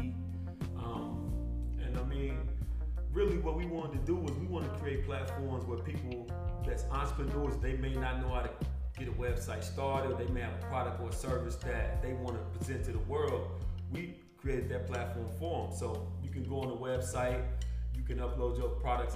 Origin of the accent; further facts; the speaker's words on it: Paris, Kentucky, United States; I'm from Paris, Kentucky